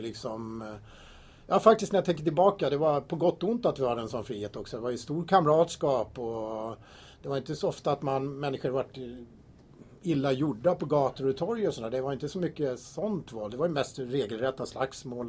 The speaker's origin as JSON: {"language": "Swedish", "town": "Tyresö", "region": "Stockholm County", "country": "Sweden", "tie": "born or raised there", "said": "Jag är uppvuxen här i Tyresö och bott här i 53 år i kommunen"}